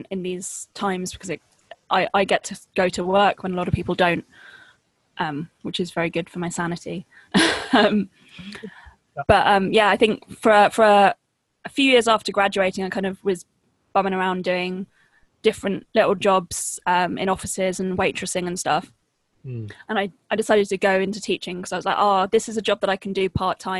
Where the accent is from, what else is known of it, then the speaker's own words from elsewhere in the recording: Henfield, South East England, United Kingdom; also born or lived in Brighton; I mostly grew up in a village that's about 20 minutes drive north of Brighton. Mm-hmm. Yeah, called Henfield